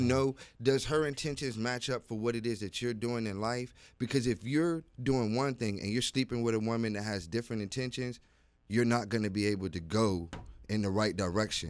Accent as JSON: {"language": "English", "region": "Virginia", "country": "United States", "said": "I am from Virginia"}